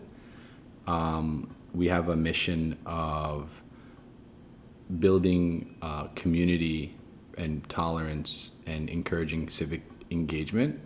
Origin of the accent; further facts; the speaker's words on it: New York City, New York, United States; So I was born in Queens, New York. My parents are immigrants, Egyptian Muslims. I grew up in, I'd say, more of a conservative Muslim household